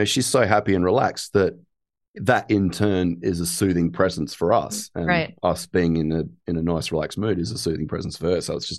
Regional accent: Australia; because I'm Australian.

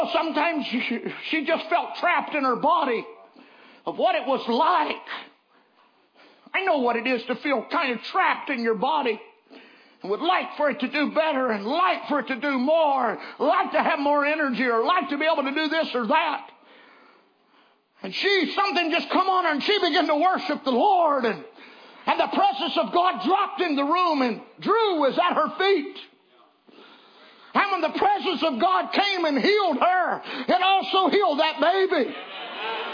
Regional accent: Virginia, United States; I'm from Virginia.

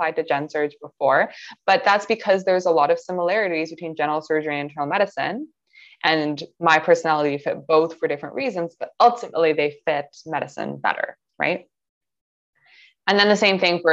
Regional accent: Toronto, Ontario, Canada; I'm from Toronto. I lived in Toronto my entire life

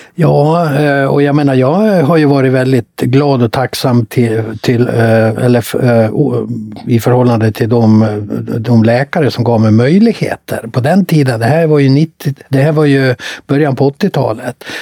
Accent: Mora, Dalarna County, Sweden; Jag kom från Mora

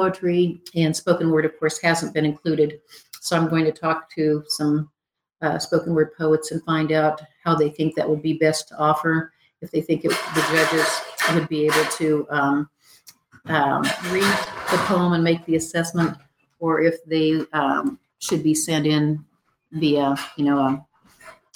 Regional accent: St. Francis, Kansas, United States; Northwest Kansas, where I grew up outside of St. Francis.

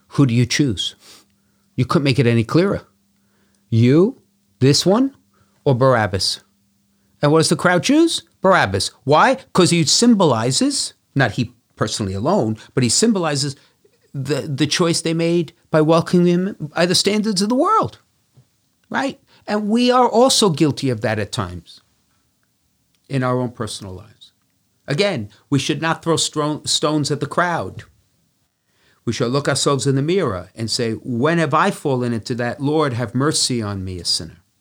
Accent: Brooklyn, New York, United States; growing up in Brooklyn, we could walk to the seven churches

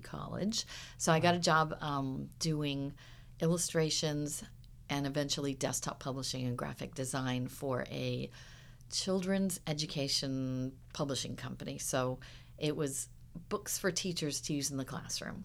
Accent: Huntington Beach, California, United States; I grew up, like I said, well, down by the beach in Huntington Beach

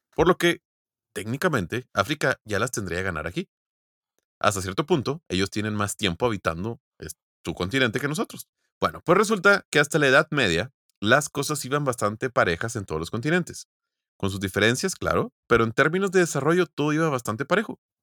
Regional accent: Mexico; nosotros somos vecinos de Estados Unidos

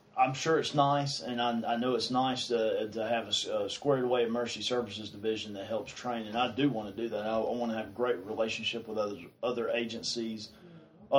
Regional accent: Piercetown, South Carolina, United States; I grew up here. I grew up in Pierstown.

